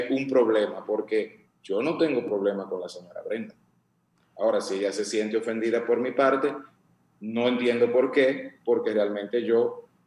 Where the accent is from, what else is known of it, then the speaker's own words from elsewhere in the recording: Dominican Republic; Y tenemos que pensar como dominicanos, ¿no?